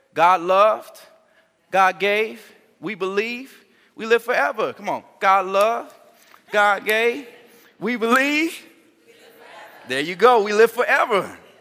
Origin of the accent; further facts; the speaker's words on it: Gary, Indiana, United States; moved away; I'm from Gary